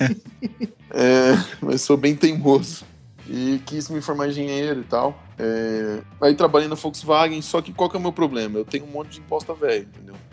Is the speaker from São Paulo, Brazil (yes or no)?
yes; São Bernardo do Campo, São Paulo, Brazil; now in Curitiba, Brazil; sou aí de São Bernardo